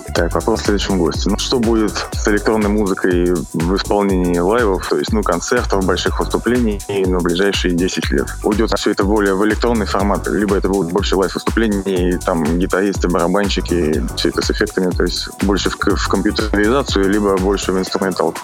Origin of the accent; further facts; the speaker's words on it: Moscow, Russia; also born or lived in Cologne, Germany; родился в Кёльне и было всего лишь три года. А родители переехали сюда, в Москву, поэтому как бы здесь так я и живу с тех лет